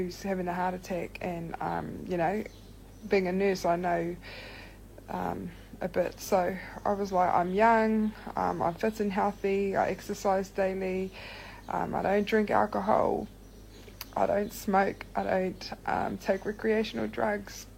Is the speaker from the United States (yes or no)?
no; Rotorua, Bay of Plenty, New Zealand; I'm from Rotorua